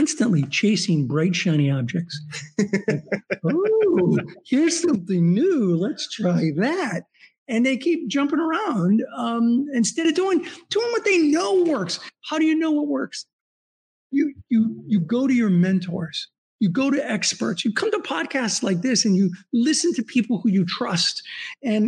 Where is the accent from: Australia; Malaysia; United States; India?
United States; Southern California; I grew up in Southern California